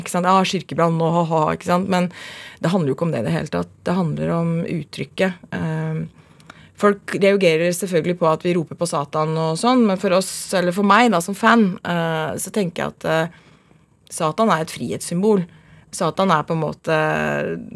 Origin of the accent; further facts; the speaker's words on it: Oslo, Norway; Jeg er fra, fra Oslo. Vokste opp og bodde første året på Manglerud, så flytta vi til Furuset, og så flytta vi til Mortensrud. Så jeg er veldig, veldig Oslo-jente.